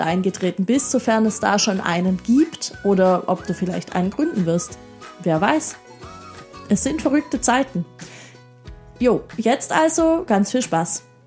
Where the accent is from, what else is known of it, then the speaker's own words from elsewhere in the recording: Baden-Württemberg, Germany; ich bin ja aus Baden-Württemberg, die meisten hören